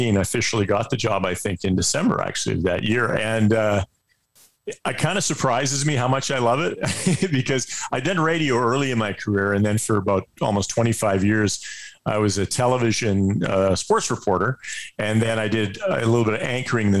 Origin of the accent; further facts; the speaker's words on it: Edmonton, Alberta, Canada; I grew up in Edmonton.